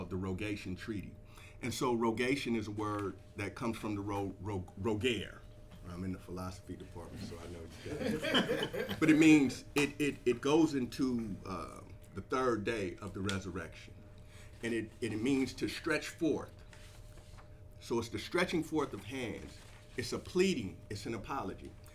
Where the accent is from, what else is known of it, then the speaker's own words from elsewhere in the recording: East Palo Alto, California, United States; I'm from East Palo Alto, so in 1992, East Palo Alto was unfortunately the murder capital of the United States.